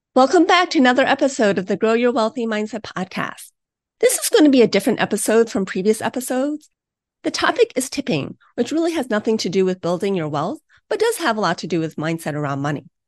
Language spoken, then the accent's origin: English; Ohio, United States; my home state of Ohio